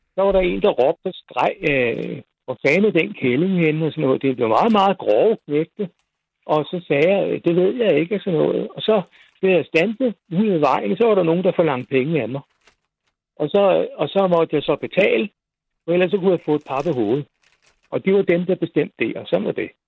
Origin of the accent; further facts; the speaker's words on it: Roskilde, Zealand, Denmark; also born or lived in Frederiksberg; now in near Holbæk, Denmark; der, hvor jeg kommer fra, altså vokser op i Roskilde